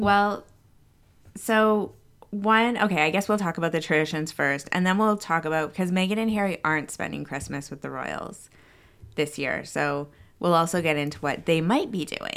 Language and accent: English; Canada; moved away; my home country of Canada